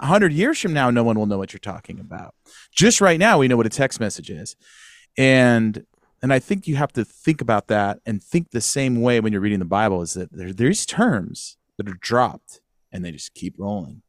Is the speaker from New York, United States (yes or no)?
no; Sacramento, California, United States; also born or lived in San Luis Obispo; I grew up in Northern California, Sacramento area.